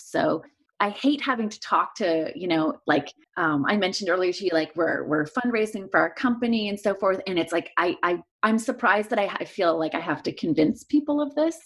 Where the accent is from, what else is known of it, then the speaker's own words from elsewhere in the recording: Montreal, Quebec, Canada; moved away as an adult; now in Los Angeles, United States; I grew up in Montreal and moved here for residency.